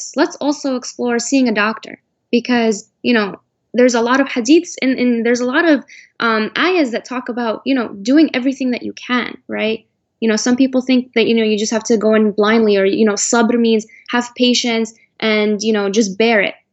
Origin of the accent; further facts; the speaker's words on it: United States; I was born and raised in America. The only home I know is America.